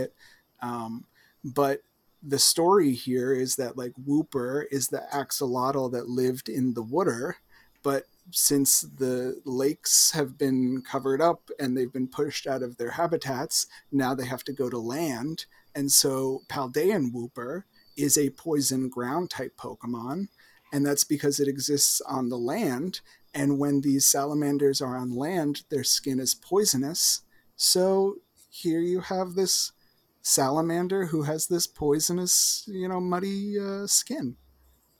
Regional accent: New Jersey, United States; accent: Jersey; my Jersey accent

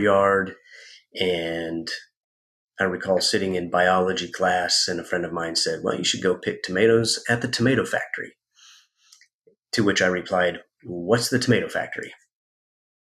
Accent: Kansas, United States; moved away; also born or lived in Arizona; I was born in Arizona. I grew up in Kansas, but I was born in Arizona

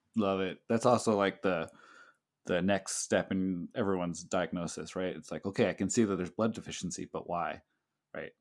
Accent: the Bay Area, California, United States; now in Hawaii, United States; I'm from the Bay Area

